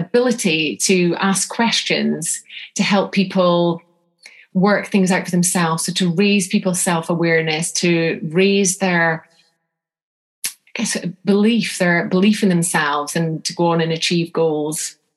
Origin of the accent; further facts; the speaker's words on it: North Scotland, United Kingdom; I'm from North Scotland